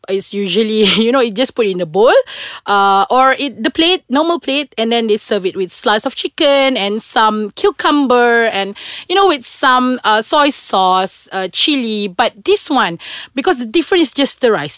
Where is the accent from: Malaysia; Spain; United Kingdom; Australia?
Malaysia; Kuching, Sarawak; moved away; I'm from Sarawak. So usually I travel back to Kuching, uh, twice a month